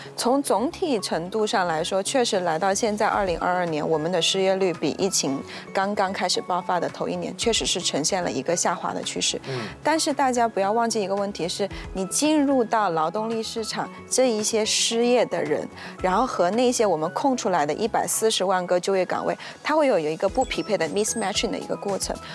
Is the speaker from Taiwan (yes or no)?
no; Malaysia; 作为马来西亚人